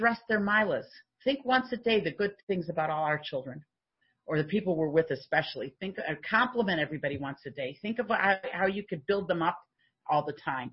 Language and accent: English; United States; now in Canada; Now, I'm an American.